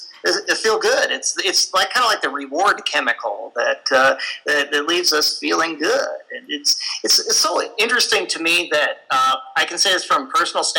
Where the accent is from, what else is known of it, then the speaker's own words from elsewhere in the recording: Denver, Colorado, United States; here in my hometown, Denver.